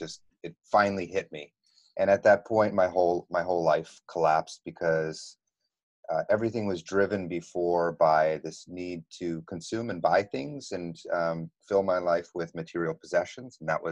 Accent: East Coast, United States; also born or lived in Texas; I grew up in the States, all over the East Coast, and then I went to high school and college in Texas

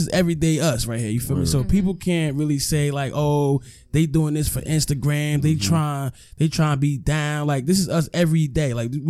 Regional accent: Irvington, New Jersey, United States; Yes, I'm from Irvington. All right. Irvington, New Jersey, 07111.

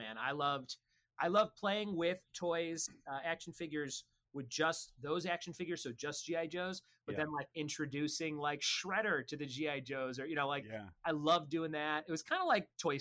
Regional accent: Chicago, Illinois, United States; I grew up in Chicago and we just had stores everywhere

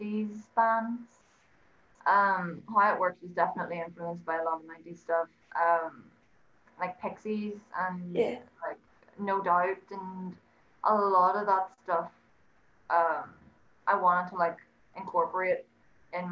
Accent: Ireland; I'm an 18-year-old singer-songwriter and I'm from Ireland.

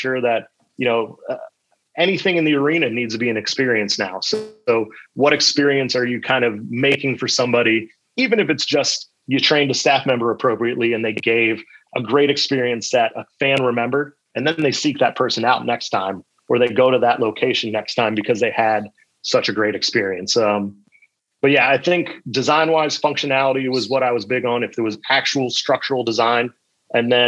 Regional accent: Tampa, Florida, United States; I grew up in the Tampa Bay area, so I am a Buccaneer through and through

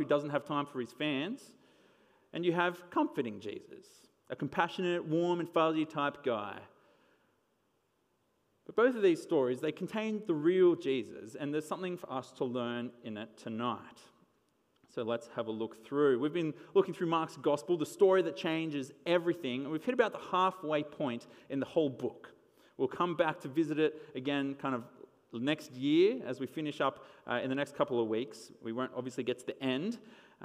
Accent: Wollongong, New South Wales, Australia; my hometown.

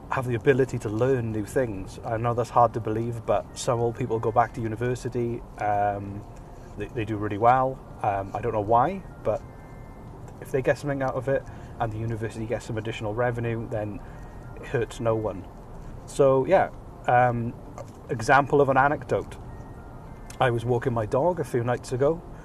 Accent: Wales, United Kingdom; moved away as an adult; now in Nova Scotia, Canada; Originally, I'm from Wales. I lived the first 33 years of my life in Wales, and as of about two months ago, I moved to Nova Scotia in Canada

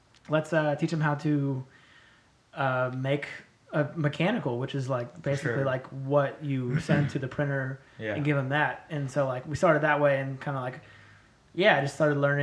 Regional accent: El Cerrito, California, United States; also born or lived in Berkeley, California / Martinez, California / Chico, California; I'm from the Bay, born in Berkeley

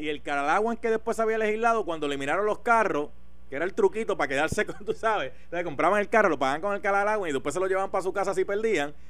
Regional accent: Puerto Rico; somos bien puertorriqueños, somos bien puertorriqueños

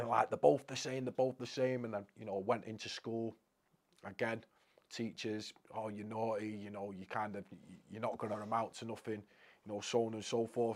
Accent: Crewe, North West England, United Kingdom; I'm from Crewe originally

